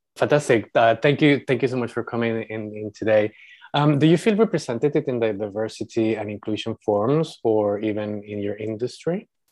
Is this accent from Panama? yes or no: yes; Panama; moved away as an adult; also born or lived in Europe; When I grew up, uh, in Panama, I was seen as white because my family was half European